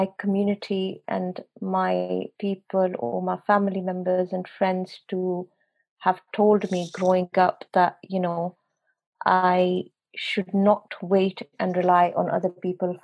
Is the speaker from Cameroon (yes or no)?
no; Pakistan; moved away as an adult; now in England; I was born and brought up in Pakistan, but when I came over here to England